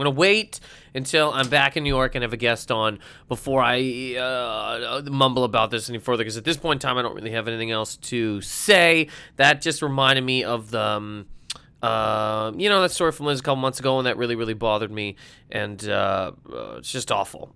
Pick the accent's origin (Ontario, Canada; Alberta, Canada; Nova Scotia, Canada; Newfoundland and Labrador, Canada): Nova Scotia, Canada; Halifax; my hometown of Halifax, Nova Scotia